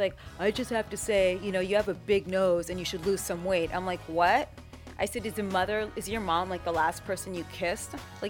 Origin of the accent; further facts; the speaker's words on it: New York, United States; I'm from New York.